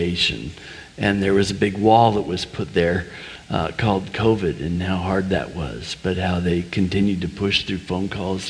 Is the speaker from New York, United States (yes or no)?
no; Oregon, United States; moved away as an adult; also born or lived in Boston / Philadelphia / South Florida / Texas; now in Paoli, United States; I grew up in Oregon